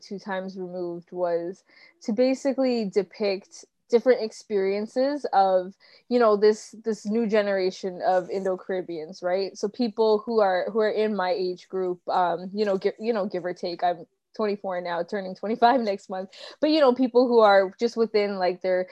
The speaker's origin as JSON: {"language": "English", "town": "Toronto", "region": "Ontario", "country": "Canada", "tie": "born or raised there", "said": "I was born in Toronto and raised here"}